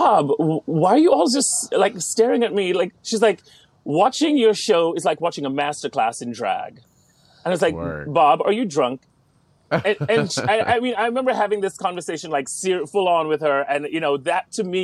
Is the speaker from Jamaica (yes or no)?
yes; Jamaica; I'm Jamaican